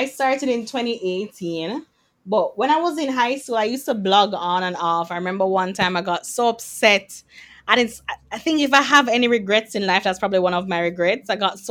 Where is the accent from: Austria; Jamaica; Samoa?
Jamaica; I'm a Jamaican girl who happens to be a doctor and who happens to be a blogger.